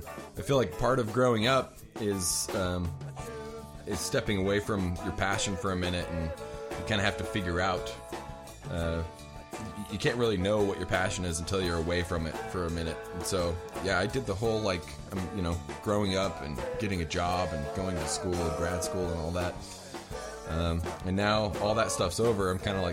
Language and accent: English; Layton, Utah, United States; also born or lived in Salt Lake City, Utah; I was born and raised in Layton, Utah